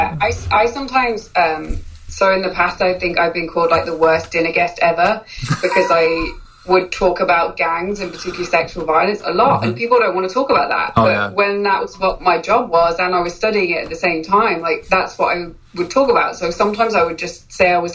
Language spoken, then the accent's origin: English; United Kingdom; moved away; I'm British